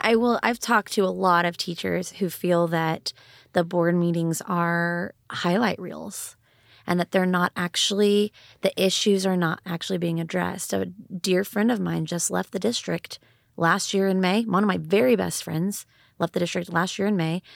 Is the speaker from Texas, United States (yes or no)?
yes; Austin, Texas, United States; also born or lived in Dallas; I grew up in Eanes and graduated from Westlake High School